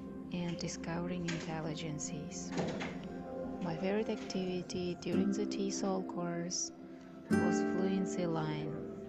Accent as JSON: {"language": "English", "region": "Xorazm Region", "country": "Uzbekistan", "second_language": "English", "said": "I am from Khwarezm. I work at school number 4."}